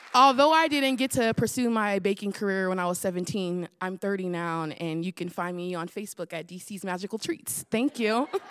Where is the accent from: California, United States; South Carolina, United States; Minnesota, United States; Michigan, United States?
California, United States; the Bay Area; I'm from the Bay where they hyphy and go dumb